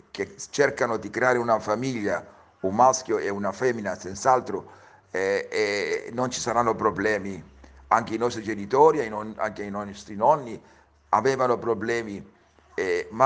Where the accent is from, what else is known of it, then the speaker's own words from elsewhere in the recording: Cyprus; born there; Io sono nato a Cipro come i miei genitori